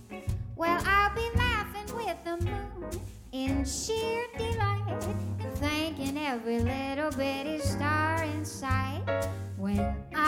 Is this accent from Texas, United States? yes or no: yes; Texas, United States; I'm from Texas